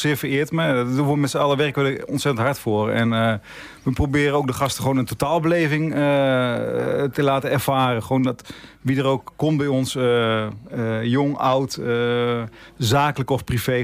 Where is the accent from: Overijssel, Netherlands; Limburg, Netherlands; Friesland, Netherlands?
Friesland, Netherlands; Lemmer; ik ben zelf opgegroeid in Lemmer in Friesland